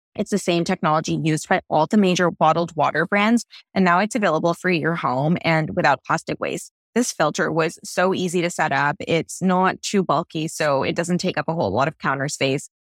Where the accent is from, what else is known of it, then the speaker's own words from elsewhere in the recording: Toronto, Ontario, Canada; moved away as an adult; now in Los Angeles, United States; I come from Toronto, where our tap water is really, really high quality, and moving to L